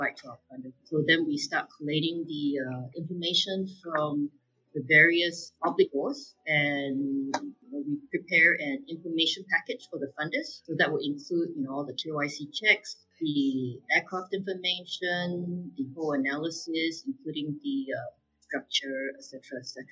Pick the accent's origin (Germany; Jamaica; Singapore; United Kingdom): Singapore; now in Hong Kong; I'm Singaporean and living in Hong Kong